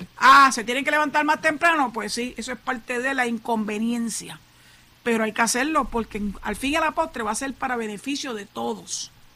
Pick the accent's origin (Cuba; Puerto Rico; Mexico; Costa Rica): Puerto Rico; San Juan; moved away as an adult; now in Boquerón, Puerto Rico; yo nací y me crié en San Juan, aunque yo decidí venirme para acá, para Boquerón, formalmente y oficialmente en el año 2001